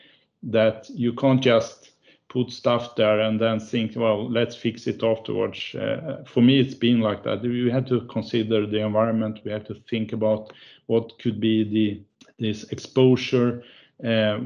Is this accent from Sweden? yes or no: yes; Örebro, Örebro County, Sweden; We have Epiroc in my hometown. I was born here in Örebro, is the town.